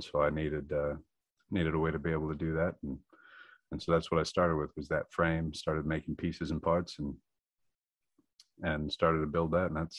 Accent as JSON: {"language": "English", "town": "Drummond Island", "region": "Michigan", "country": "United States", "said": "Well, originally I was from Drummond Island. My parents had 80 acres out there, and I just built a sugar shack"}